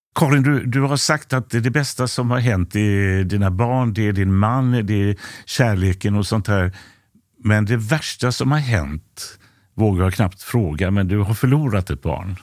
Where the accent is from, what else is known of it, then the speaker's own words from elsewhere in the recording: Gothenburg, Västra Götaland, Sweden; När jag växte upp i Biskopsgården